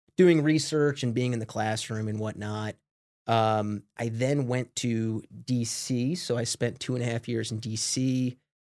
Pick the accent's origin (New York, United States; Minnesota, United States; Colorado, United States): New York, United States; Smithtown; moved away as an adult; also born or lived in Binghamton, New York; I grew up on, uh, a suburb of Long Island about fifty minutes outside the city called Smithtown